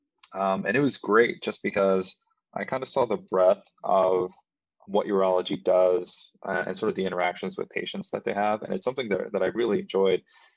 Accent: Mexico; now in United States; I grew up from a family of immigrants. So I'm actually from Mexico. I'm a DACA recipient.

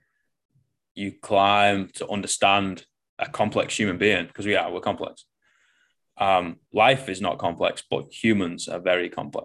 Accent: Manchester, North West England, United Kingdom; moved away as an adult; I came from the shit out of Manchester

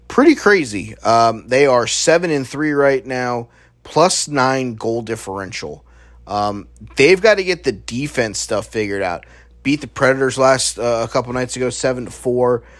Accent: Virginia, United States; now in South Florida, United States; I am originally from Virginia

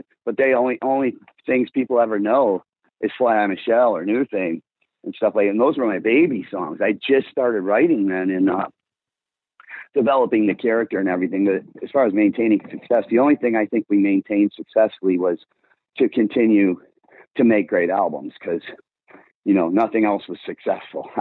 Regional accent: Blue Island, Illinois, United States; I'm from White Trash Blue Island

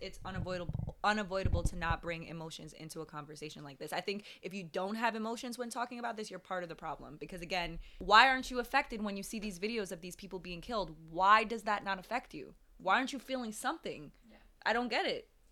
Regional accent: Jamaica; I was born in Jamaica, but I, I'm I'm black.

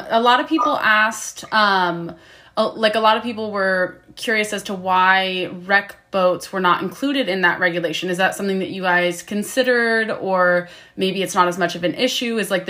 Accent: Florida, United States; because I came from Florida and then moved to Washington to work on whale watch boats

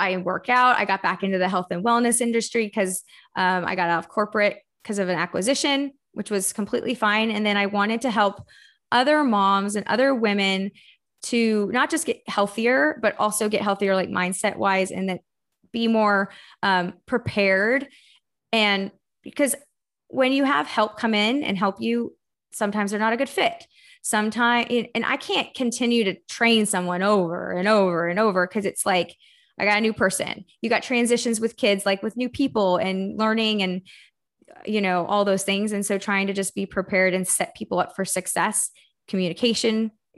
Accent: Texas, United States; moved away as an adult; also born or lived in Florida; So I live in Austin, Texas. I'm from Texas originally. And then I moved to Florida to go play soccer for a university.

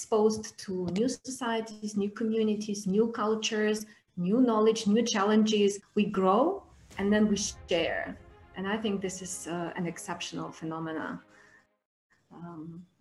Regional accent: Georgia; moved away as an adult; now in Moldova; So I currently live in Moldova, but I'm coming from Georgia.

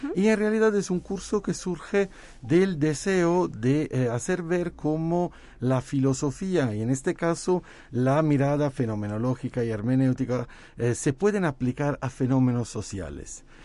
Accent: Naples, Campania, Italy; moved away; yo soy de Nápoles, es el Nápoles

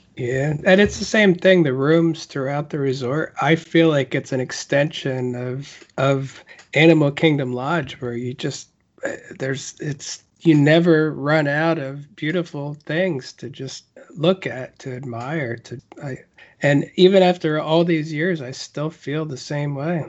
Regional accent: United States; as an American

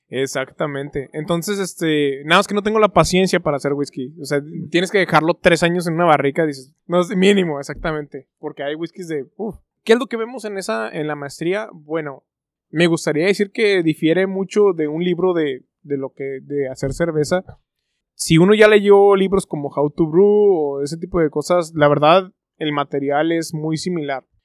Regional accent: Mexico; Pero bueno, siendo mexicano, las mexicanadas

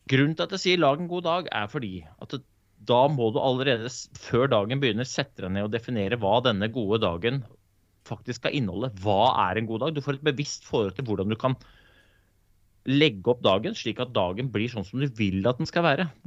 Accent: Oslo, Norway; jeg kanskje ikke er norsk. Eh, jeg er født og oppvokst i Groruddalen, så jeg er sikkert påvirka andre kulturer.

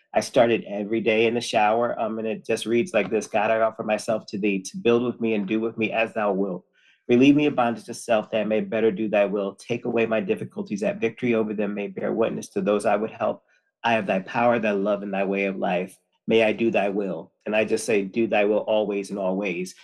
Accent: Connecticut, United States; I am from Connecticut, born and raised

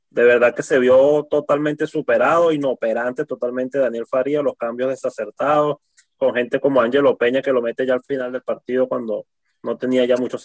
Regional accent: Venezuela; como venezolanos

